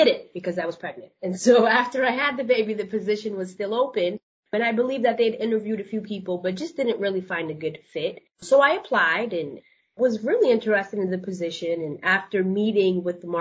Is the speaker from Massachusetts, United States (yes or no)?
yes; Boston, Massachusetts, United States; moved away as an adult; now in Cleveland, United States; I'm originally from Boston. I'm not from the Cleveland area